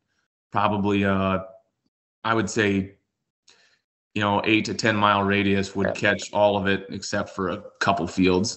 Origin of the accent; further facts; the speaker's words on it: South Central South Dakota, United States; born and raised in South Central South Dakota here. We're about 30 miles west of Mitchell